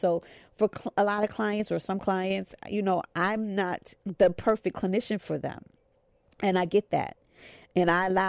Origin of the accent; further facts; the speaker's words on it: New York, United States; maybe I'm just from New York. Like, New Yorkers could kind of smell a scam.